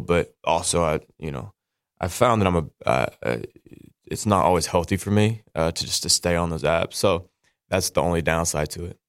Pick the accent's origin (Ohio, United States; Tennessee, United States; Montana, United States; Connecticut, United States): Tennessee, United States; Nashville; I grew up in Nashville